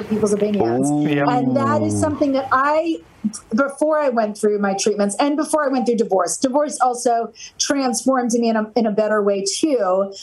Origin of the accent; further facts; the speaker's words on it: New Jersey, United States; I'm from New Jersey